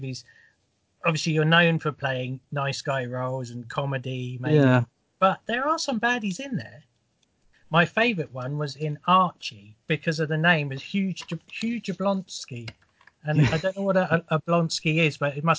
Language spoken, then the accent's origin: English; London, United Kingdom; I was born in South London